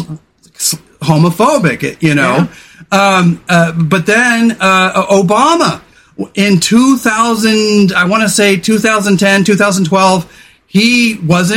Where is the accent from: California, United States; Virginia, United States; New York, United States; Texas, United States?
California, United States; I was a guy from the 80s. I was a dude from California